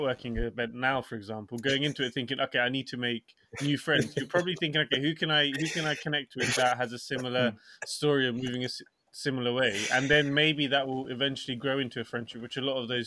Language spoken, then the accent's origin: English; Portsmouth, South East England, United Kingdom; moved away as an adult; my hometown in Portsmouth